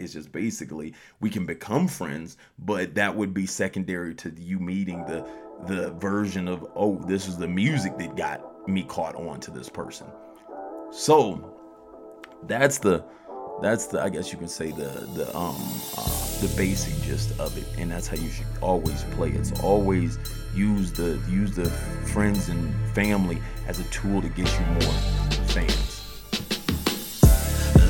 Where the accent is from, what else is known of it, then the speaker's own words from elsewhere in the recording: Colorado Springs, Colorado, United States; I'm from Colorado Springs